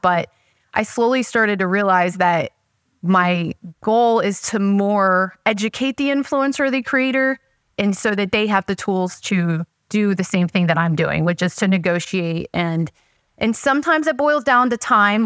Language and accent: English; Brandon, Florida, United States; moved away as an adult; also born or lived in Sarasota, Florida / Midwest / Lakeland, Florida; I grew up in Brandon or Sarasota and Brandon and didn't move to Lakeland till like 2015